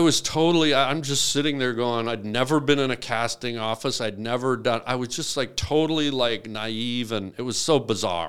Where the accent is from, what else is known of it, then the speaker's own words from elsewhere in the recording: Canada; I'm Canadian.